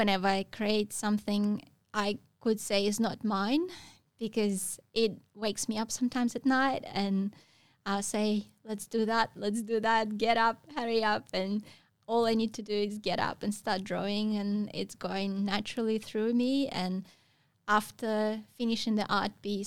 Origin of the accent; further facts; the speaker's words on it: Russia; moved away as an adult; I grew up in Russia. We don't have any waves back home